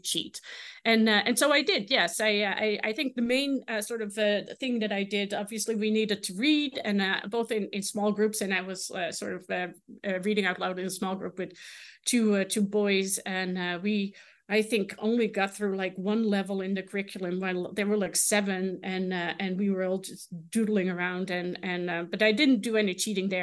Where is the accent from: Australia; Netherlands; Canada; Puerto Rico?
Netherlands; English is a second language; moved away as an adult; now in Kansas, United States; I am from the Netherlands